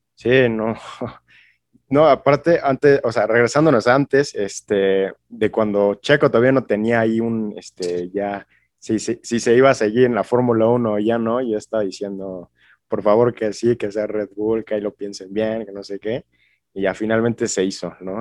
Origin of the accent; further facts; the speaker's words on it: Mexico; yo como mexicano